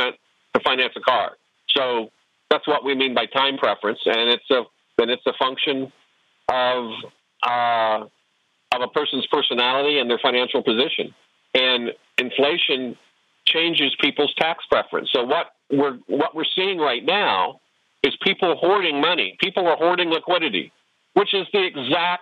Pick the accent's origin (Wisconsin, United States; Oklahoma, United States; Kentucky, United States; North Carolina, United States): Oklahoma, United States; where I grew up in Oklahoma